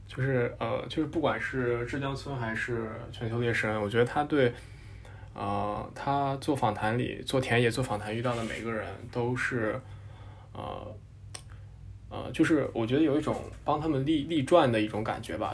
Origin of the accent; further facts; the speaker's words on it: Nanyang, Henan, China; moved away; 我老家是河南南阳，然后我那边有一个县叫镇平